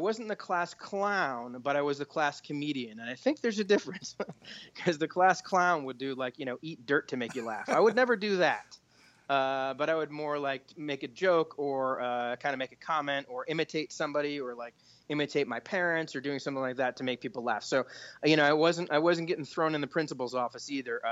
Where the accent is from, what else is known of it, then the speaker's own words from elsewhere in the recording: Beverly, Massachusetts, United States; I was born in Beverly, Massachusetts, and kind of grew up in that area